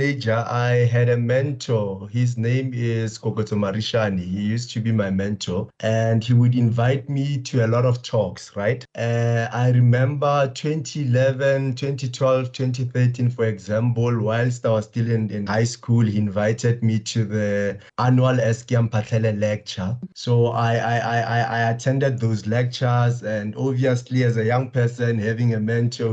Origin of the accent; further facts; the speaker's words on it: Limpopo, South Africa; I grew up in the Luwakgomo, Limpopo, surrounded by a lot of politically minded people.